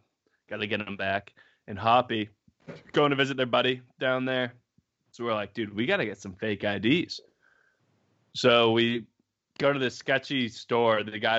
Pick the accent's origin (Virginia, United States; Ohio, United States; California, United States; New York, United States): New York, United States; I'm from New York, he's from Rhode Island.